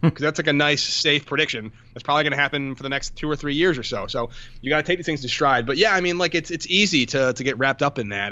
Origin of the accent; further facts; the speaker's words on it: Connecticut, United States; I grew up in Connecticut, uh, which does not have a football team